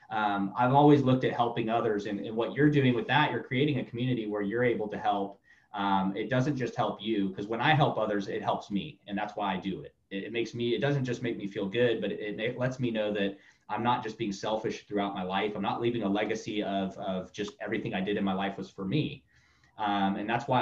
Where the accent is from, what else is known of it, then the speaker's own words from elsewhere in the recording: Tampa, Florida, United States; moved away as an adult; also born or lived in Orlando, Florida / Miami, Florida; now in Tulsa, United States; I grew up basically in Tampa, Orlando. I ran every street in Florida growing up